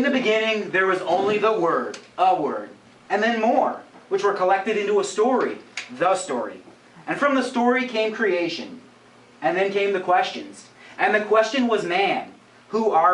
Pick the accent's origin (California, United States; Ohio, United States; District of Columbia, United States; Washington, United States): Ohio, United States; Madison; I grew up in Madison, so I spent most of my childhood working in all those bars